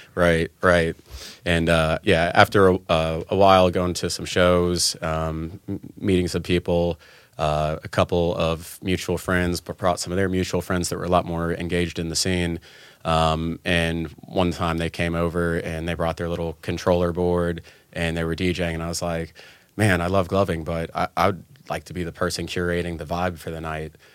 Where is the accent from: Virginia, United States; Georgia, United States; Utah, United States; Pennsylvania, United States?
Georgia, United States; Atlanta; I've been in, uh, Atlanta most of my life in Georgia, um, since I was, like, five or six